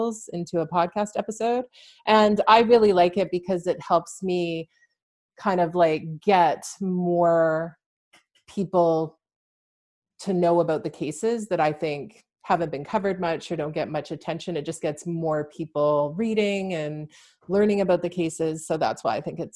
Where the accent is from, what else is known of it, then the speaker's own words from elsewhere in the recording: Vancouver, British Columbia, Canada; moved away as an adult; now in London, Canada; I'm originally from the Vancouver, BC area, but I moved to London, Ontario around 6 years ago.